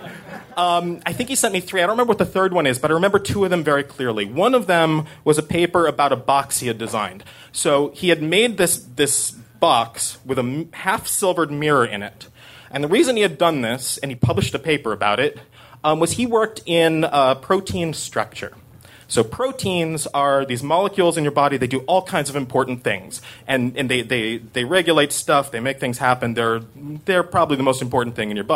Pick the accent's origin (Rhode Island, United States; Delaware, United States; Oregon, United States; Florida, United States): Oregon, United States; Corvallis; now in New York, United States; I grew up in Corvallis, Oregon